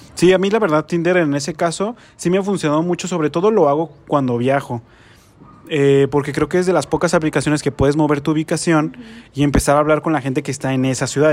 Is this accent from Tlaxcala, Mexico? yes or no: no; Guadalajara, Jalisco, Mexico; De Guadalajara